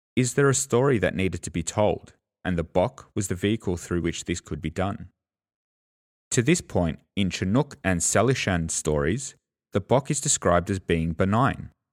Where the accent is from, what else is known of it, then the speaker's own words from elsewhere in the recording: Australia; accent: Australian; I'm an Australian, so, you know, the Australian accent gets in there